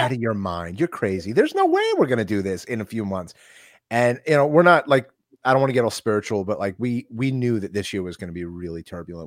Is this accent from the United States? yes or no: yes; New York, United States